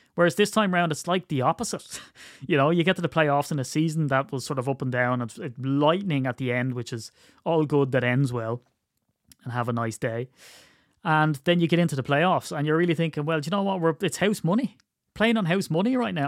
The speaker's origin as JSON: {"language": "English", "country": "Ireland", "said": "I'm Irish"}